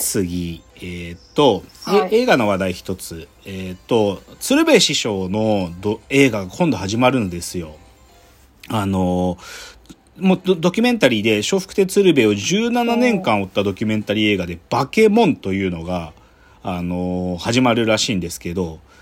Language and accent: Japanese; Gunma, Japan; 僕群馬県出身